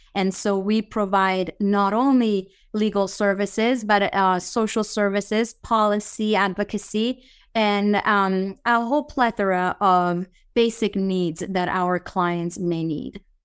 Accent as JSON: {"language": "English", "country": "Italy", "tie": "born or raised there", "moved": "yes", "said": "I was born and raised in Italy, but I have nothing Italian in my blood. I'm fully Iranian."}